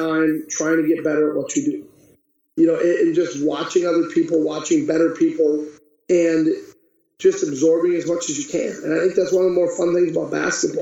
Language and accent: English; Iron Range, northern Minnesota, United States; growing up on the Iron Range in northern Minnesota